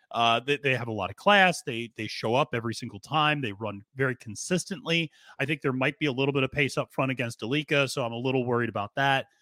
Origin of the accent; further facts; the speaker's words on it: the North, United States; I was born in the North